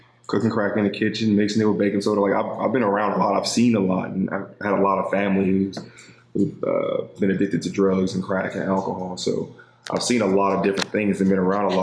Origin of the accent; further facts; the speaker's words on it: Los Angeles, California, United States; moved away as an adult; Grew up